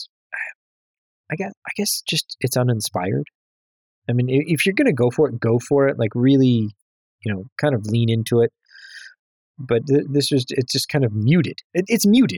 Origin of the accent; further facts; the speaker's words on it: Chicago, Illinois, United States; being a Chicagoan